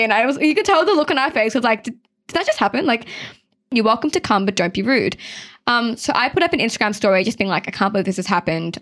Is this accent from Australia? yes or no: yes; Sydney, New South Wales, Australia; growing up, I lived in Mount Druitt